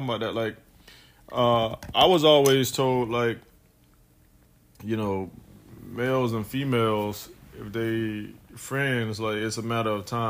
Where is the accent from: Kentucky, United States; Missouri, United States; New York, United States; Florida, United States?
Florida, United States; Fort Pierce; I'm from Fort Pierce, Florida.